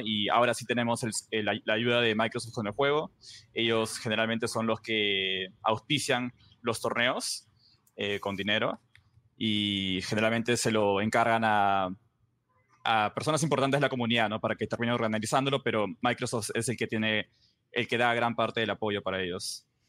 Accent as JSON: {"language": "Spanish", "country": "Peru", "said": "yo soy el único peruano, estamos yo peruano"}